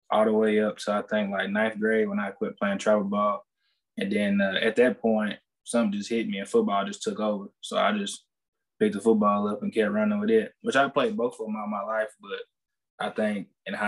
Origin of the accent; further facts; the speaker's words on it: Savannah, Tennessee, United States; I'm from Savannah, Tennessee. It's in West Tennessee